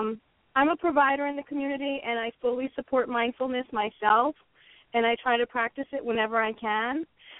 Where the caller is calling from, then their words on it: New York area, United States; I'm calling from the New York area